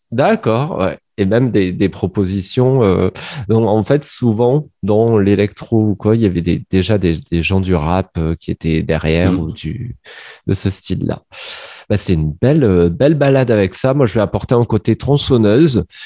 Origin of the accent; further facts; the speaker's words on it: Montpellier, Occitania, France; je suis montpelliérain